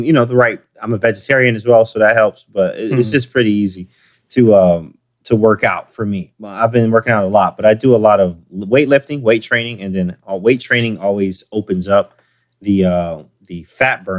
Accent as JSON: {"language": "English", "town": "Detroit", "region": "Michigan", "country": "United States", "said": "I'm from Detroit"}